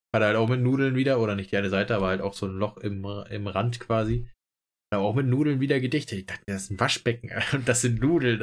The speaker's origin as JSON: {"language": "German", "country": "Germany", "said": "bei uns in Deutschland"}